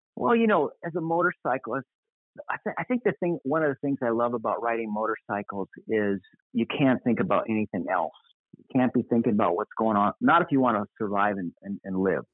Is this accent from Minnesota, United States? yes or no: yes; Apple Valley, Minnesota, United States; moved away as an adult; now in Costa Mesa, United States; I grew up in Apple Valley, Minnesota, in my my high school and college years, which is a suburb of the Twin Cities